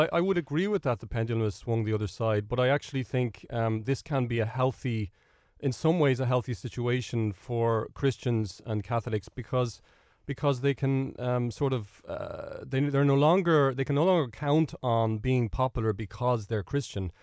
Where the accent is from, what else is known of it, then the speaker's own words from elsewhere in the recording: Ireland; that's sort of the way we operate as Irish people